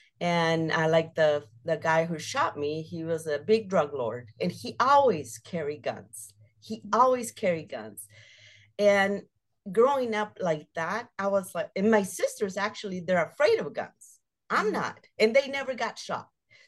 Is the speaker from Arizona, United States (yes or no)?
yes; Phoenix, Arizona, United States; I grew up in South Phoenix and living like a wild child.